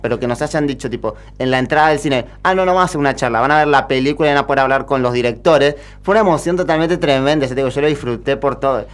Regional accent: Avellaneda, Buenos Aires Province, Argentina; Yo soy de Avellaneda, Córdoba ahora

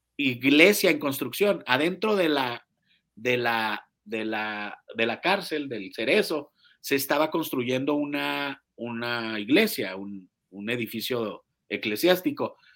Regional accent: Chihuahua, Mexico; now in Mexico City, Mexico; soy de Chihuahua

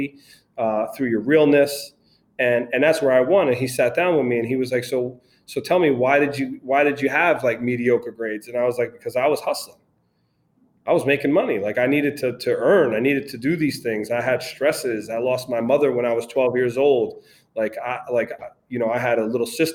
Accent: New York City, New York, United States; moved away; also born or lived in Brooklyn / Connecticut; I grew up in Queens, moved to Connecticut

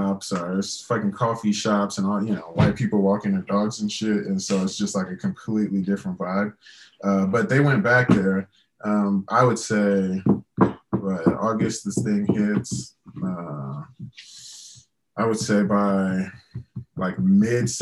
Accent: Louisiana, United States; growing up in Louisiana

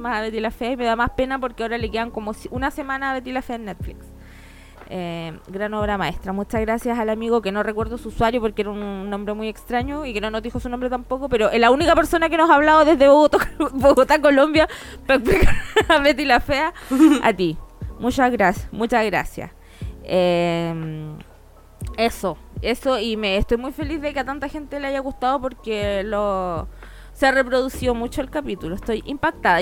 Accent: Chile; also born or lived in Argentina; cuando llegué a Chile, si bien mis papás eran chilenos, eh, mi background era argentino

